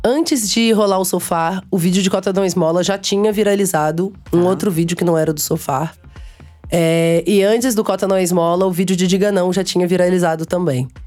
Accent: Minas Gerais, Brazil; born there; also born or lived in Aracaju; Mas eu fui grande para Aracaju. É, meus pa... Eu nasci em Minas, mas meus pais, eles viveram durante minha vida inteira fazendo missões.

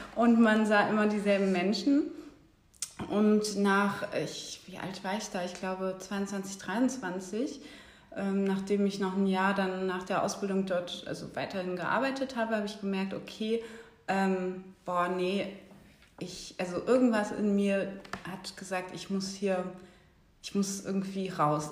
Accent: Bremen, Germany; moved away as an adult; now in Berlin, Germany; ich komme ursprünglich aus Bremen, bin auch dort geboren und bin seit 2009 äh, in Berlin

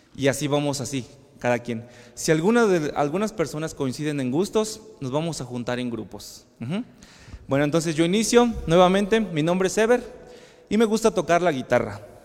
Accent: Zitácuaro, Michoacán, Mexico; Soy originario de Zitácuaro, Michoacán.

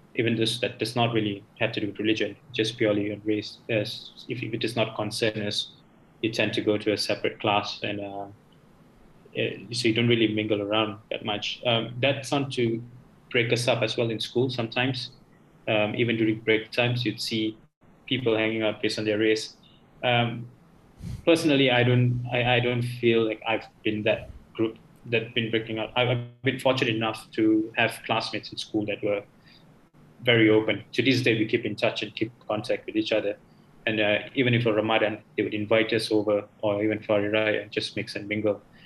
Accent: Malaysia; I've been through local school my whole life, uh, from primary up to secondary

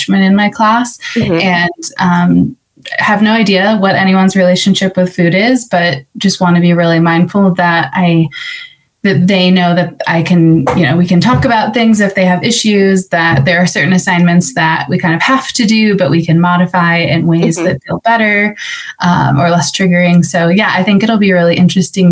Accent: just outside of West Des Moines, Iowa, United States; moved away as an adult; now in Denver, United States; I was born and raised just outside of West Des Moines. I grew up on a farm

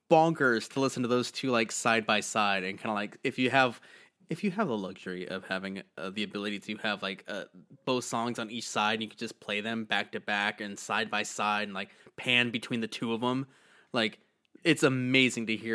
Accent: New Jersey, United States; My family is from Eastern Europe, and I grew up in New Jersey

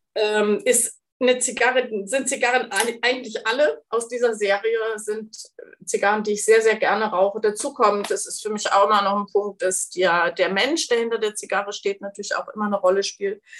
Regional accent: East Frisia, Lower Saxony, Germany; Ich bin waschechte Ostfriesin

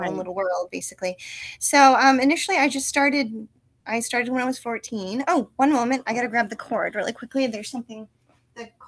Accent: South Korea; now in United States; You know, I, I grew up in Korea and then we came back and I had like a culture shock

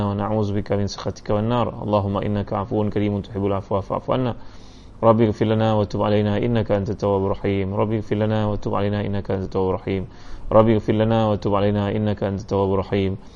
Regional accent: Singapore; InsyaAllah saya orang Singapura

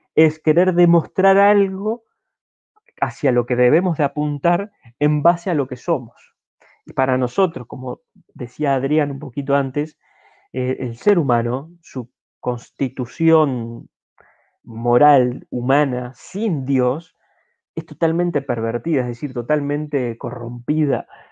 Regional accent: Uruguay; como uruguayos

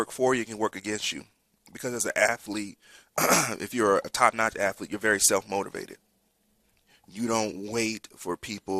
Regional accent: Columbus, Georgia, United States; born there; And so I was born in Fort Benning, Columbus, Georgia.

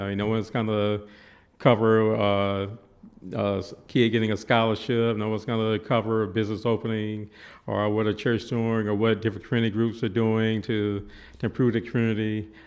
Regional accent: Columbia, South Carolina, United States; I was, uh, born and raised in Columbia, South Carolina

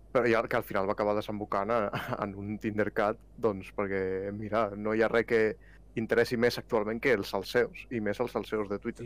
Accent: Catalonia, Spain; com a bon català

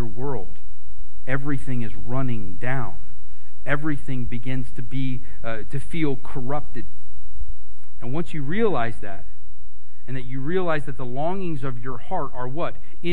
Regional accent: United States; We're American, right? We're Western people

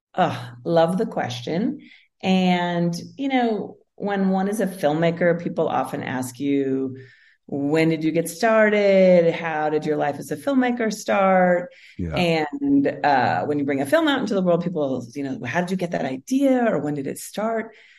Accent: Seattle, Washington, United States; I grew up in Seattle.

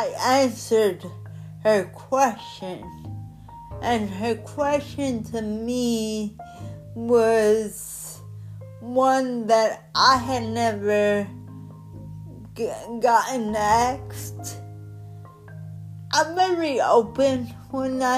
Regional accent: Newark, New Jersey, United States; I grew up in Newark.

